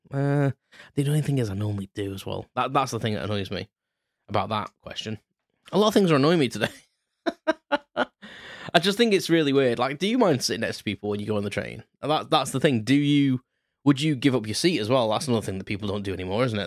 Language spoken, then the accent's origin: English; United Kingdom; being British